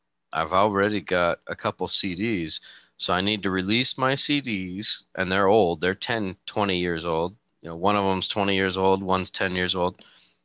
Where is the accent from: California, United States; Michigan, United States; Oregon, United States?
California, United States; Petaluma; Petaluma, California.